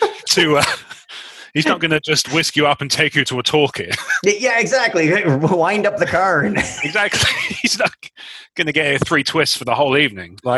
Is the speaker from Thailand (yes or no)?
no; Canada; I thought it was me because I'm Canadian.